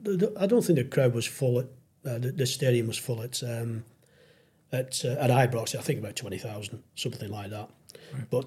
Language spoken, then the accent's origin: English; Wigan, North West England, United Kingdom; moved away as an adult; also born or lived in Derry (mother's family); now in Chesterfield, United Kingdom; Chesterfield's been really my second home. You know, although I'm from Wigan, but I've lived longer in the Chesterfield area than I have at Wigan.